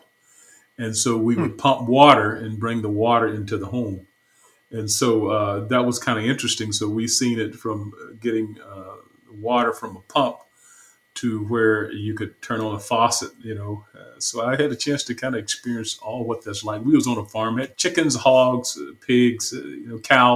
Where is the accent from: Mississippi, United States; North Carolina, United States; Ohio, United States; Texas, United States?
Mississippi, United States; Batesville; moved away as an adult; also born or lived in Chicago / New Orleans / Houston; now in Dallas, United States; I was born in Batesville, Mississippi, and in the south, in the northern part of Mississippi. And that's where my childhood took place until I was around 18